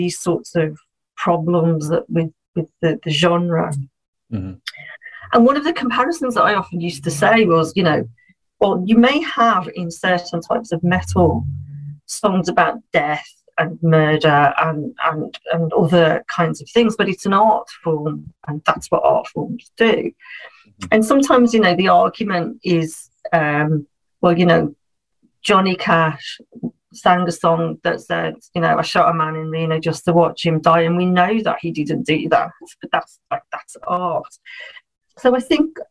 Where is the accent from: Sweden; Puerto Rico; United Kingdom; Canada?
United Kingdom; Birmingham, West Midlands; moved away as an adult; now in near Liverpool, United Kingdom; I come from a place in England called Birmingham